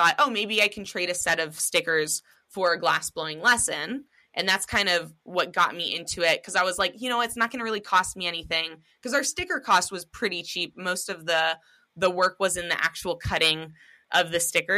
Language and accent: English; Seattle, Washington, United States; me and my husband growing up in Seattle, Washington